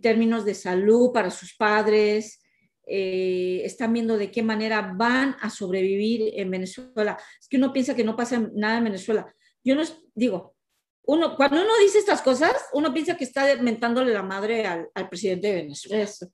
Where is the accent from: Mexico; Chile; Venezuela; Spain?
Mexico; moved away; nuestro país México, porque somos mexicanas